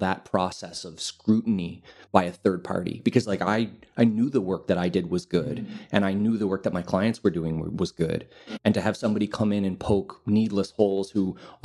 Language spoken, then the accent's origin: English; Montreal, Quebec, Canada; moved away as an adult; now in Lisbon, Portugal; I'm originally from Canada. I'm from Montreal.